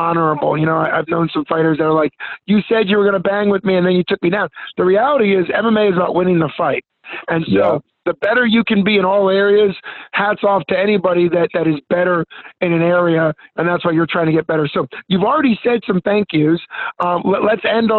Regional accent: Pittsburgh, Pennsylvania, United States; I'm from Pittsburgh

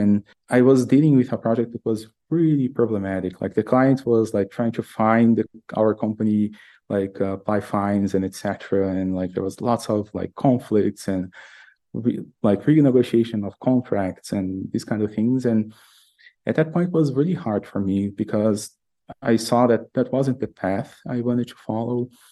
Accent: Brazil; moved away as an adult; now in United States; I'm originally from Brazil. I live in the US these days.

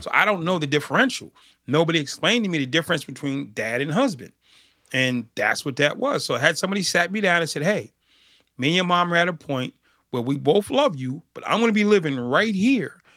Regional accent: Boston, Massachusetts, United States; I grew up in Boston, Massachusetts

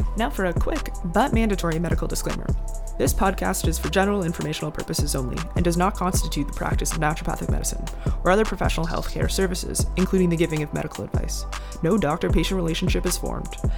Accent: Cole Harbour, Nova Scotia, Canada; I grew up in Cole Harbor.

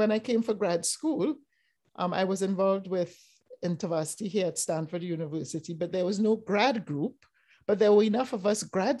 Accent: Trinidad & Tobago; moved away as an adult; now in United States; I grew up in Trinidad and Tobago, did my primary school, high school, and undergrad university in the Caribbean, where I grew up

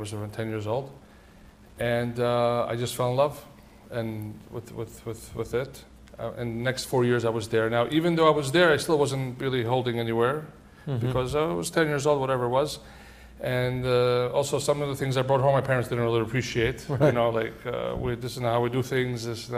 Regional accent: New York City, New York, United States; born or raised there; also born or lived in Tashkent, Uzbekistan

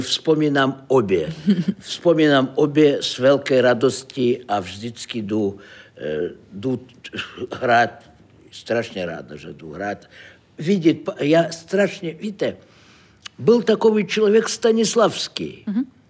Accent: Saint Petersburg, Russia; Czech is a second language; moved away as an adult; now in Prague, Czechia; Já jsem z Ruska, z Petrohradu.

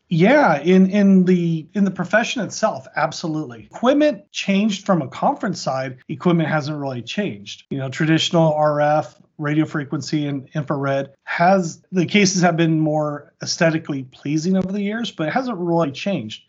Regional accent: Orange County, Southern California, United States; also born or lived in Montana; I actually grew up in, uh, Southern California, Orange County

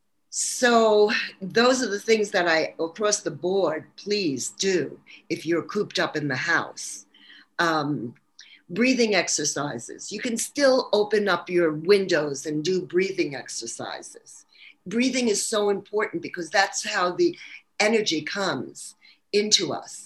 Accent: New York City, New York, United States; accent: New York; moved away; Actually, Brooklyn, New York

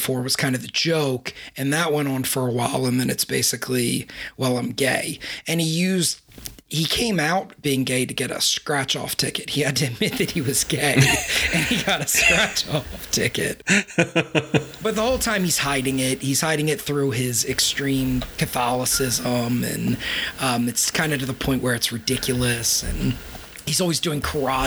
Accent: Baltimore, Maryland, United States; I'm from Baltimore

